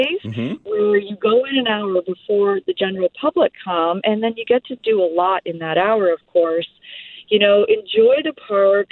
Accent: Canada; being Canadian

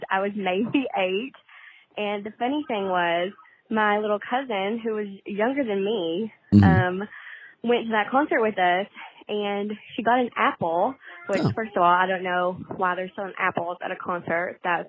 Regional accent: Louisa, Kentucky, United States; I'm from Louisa, which is really close to Ashland

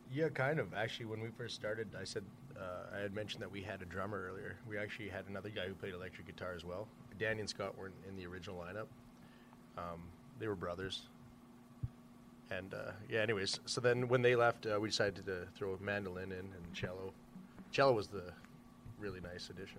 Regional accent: Saskatchewan, Canada; we're from Saskatchewan

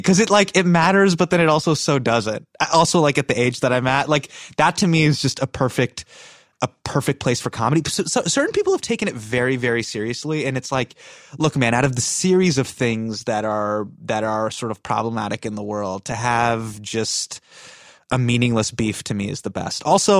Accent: Davis, California, United States; born there; Correct. I was born in Davis, California.

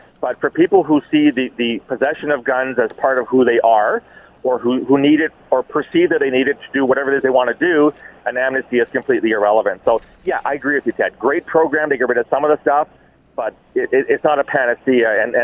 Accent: Canada; I'm a Canadian. I'm a very proud Canadian.

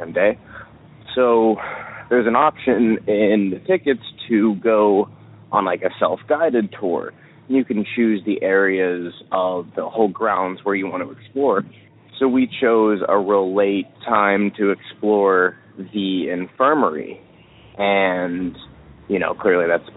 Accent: near Philadelphia, Pennsylvania, United States; I am from Pennsylvania, out near Philadelphia.

